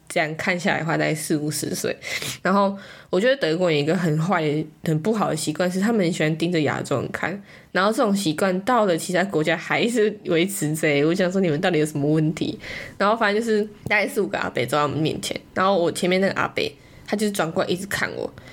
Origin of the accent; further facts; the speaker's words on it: Taiwan; moved away; 我们是台湾人，我们从台湾来的。